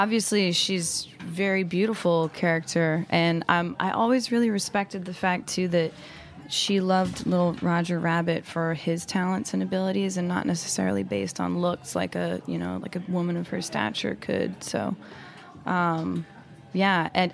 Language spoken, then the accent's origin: English; Salt Lake City, Utah, United States; also born or lived in Mexico; now in New York City, United States; I'm from Salt Lake City, Utah, originally, but my father's from Mexico